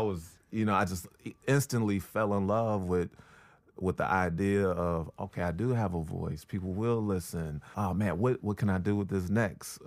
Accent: Chicago, Illinois, United States; moved away; also born or lived in Brooklyn; from Chicago

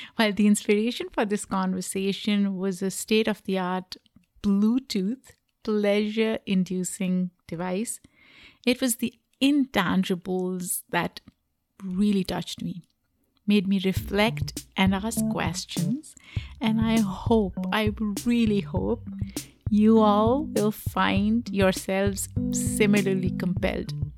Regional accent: Pakistan; I grew up in Pakistan, South Asia

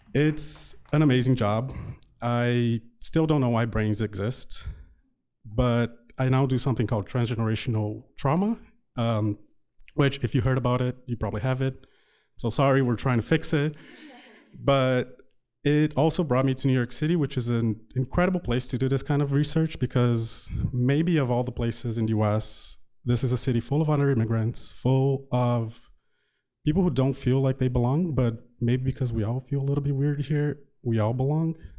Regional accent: Brazil; English is a second language; moved away as an adult; now in United States; my growing up in Brazil.

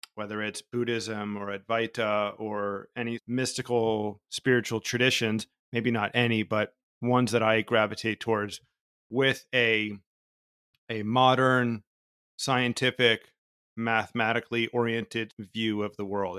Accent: New Jersey, United States; I was born in New Jersey in the eighties

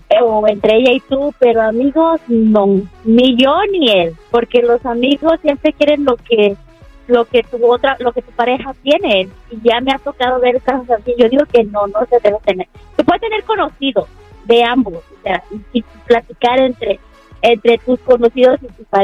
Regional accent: El Salvador; pero como yo soy del Salvador, así yo le hablo a mis clientes.

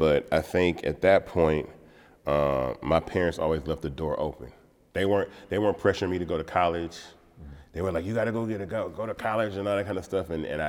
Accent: Atlanta, Georgia, United States; growing up in Atlanta is a blessing. And I say this all the time because I've never felt like a minority living in Atlanta.

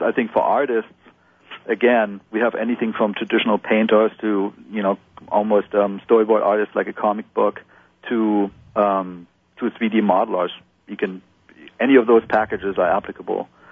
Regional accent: Germany; now in United States; I'm I'm originally from Germany

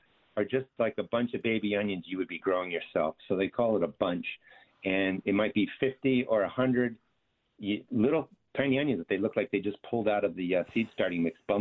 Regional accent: New Jersey, United States; I actually grew up in a garden state, so I'm from South Jersey

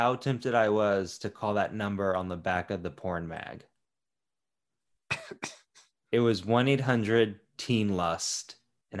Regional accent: Florida, United States; Yeah, but I grew up in Florida, So I've seen some shit with clippers, nail clippers.

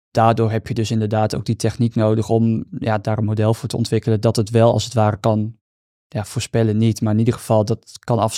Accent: Netherlands; Ik ben toch gewoon een Nederlander, hè?

